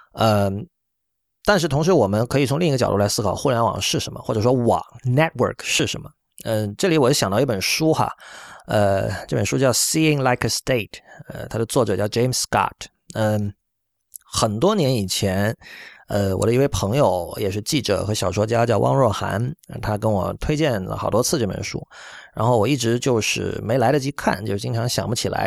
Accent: China; 我们作为中国人，我们要去很多地方，我们要办签证

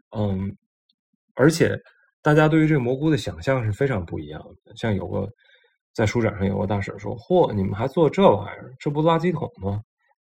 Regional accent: Tianjin, China; accent: Tianjin dialect; 用我们天津话说

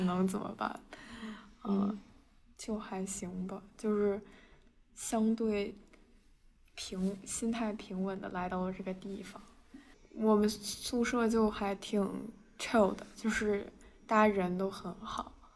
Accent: China; moved away as an adult; now in United States; 我是一个中国人，我，我是一个嗯。中国人，好吗？就是我，我是在中国读的书

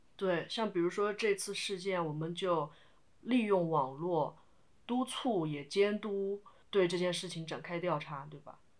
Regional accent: Sichuan, China; 我本身是四川人嘛

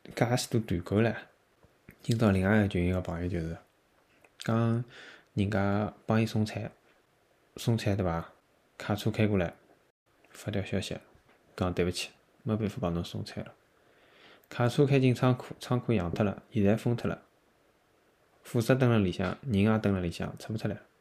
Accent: Shanghai, China; 我堂堂一个上海

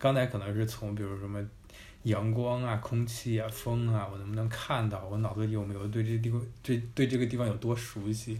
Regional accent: Beijing, China; born or raised there

